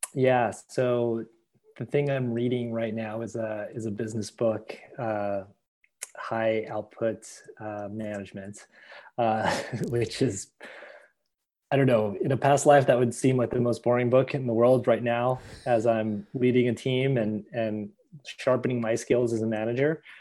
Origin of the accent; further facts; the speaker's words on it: United States; as a Filipino American, as an Asian American